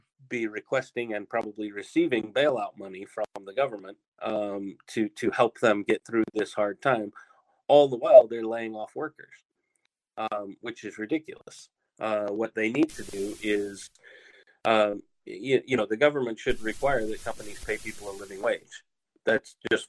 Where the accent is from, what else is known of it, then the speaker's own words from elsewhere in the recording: United States; also born or lived in Hong Kong; now in Tokyo, Japan; particularly in my home country, the U.S.